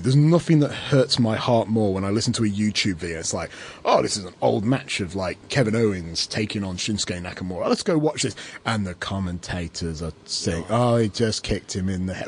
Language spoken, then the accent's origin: English; England, United Kingdom; now in Australia; as an Englishman in Australia